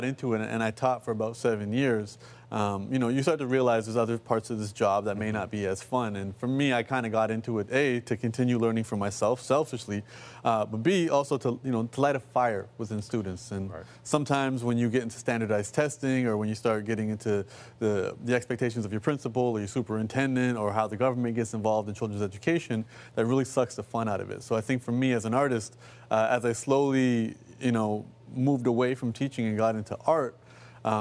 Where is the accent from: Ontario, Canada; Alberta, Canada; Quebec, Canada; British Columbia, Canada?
Ontario, Canada; Toronto; growing up in an urban environment. I come from Rexdale, which is one of our urban neighborhoods in Toronto